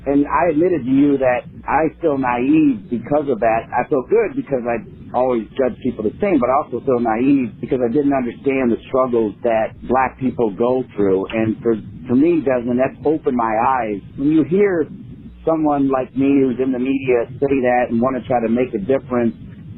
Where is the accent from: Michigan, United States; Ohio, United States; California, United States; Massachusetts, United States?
Ohio, United States; Northwest; I was raised in Northwest Ohio, where upon reflection, I realized I didn't see a whole lot of people of color